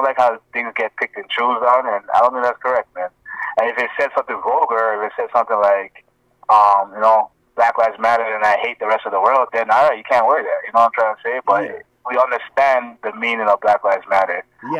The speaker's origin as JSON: {"language": "English", "country": "Ghana", "said": "But in Africa, he's Ethiopian, I'm Ghanaian."}